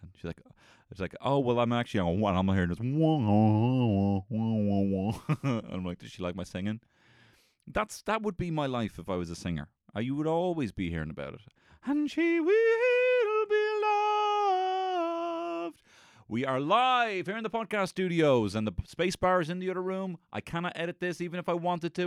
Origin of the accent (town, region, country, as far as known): Ireland